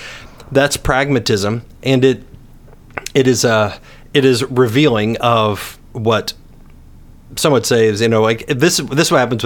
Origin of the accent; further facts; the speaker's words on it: West Virginia, United States; but niche as I say it because I'm from West